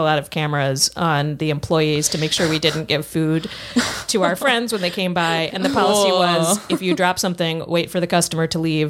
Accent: Denver, Colorado, United States; I grew up in Denver.

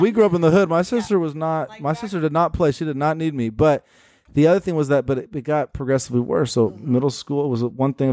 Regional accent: Portland, United States; born and raised in Portland.

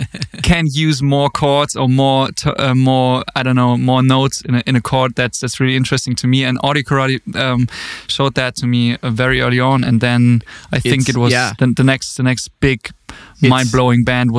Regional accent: Austria; also born or lived in Germany; I grew up in a really, really small village. I was born in Germany, but then I moved to Austria when I was about 10.

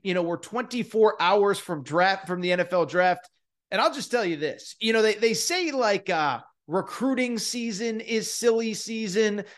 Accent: Connecticut, United States; I'm from Connecticut.

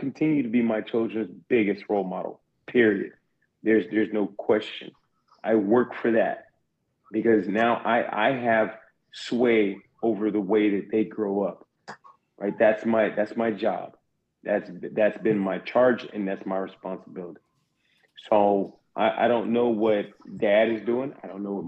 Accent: South Carolina, United States; I'm from South Carolina

